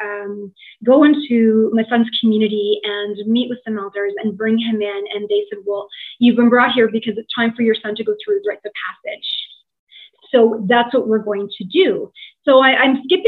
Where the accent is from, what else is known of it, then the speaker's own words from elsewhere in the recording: Tottenham, Ontario, Canada; moved away as an adult; also born or lived in Toronto, Canada; now in Scotland; I was born in Tottenham, Ontario. So, you know, I'm a Tottenham girl. And I lived in Toronto for almost 20 years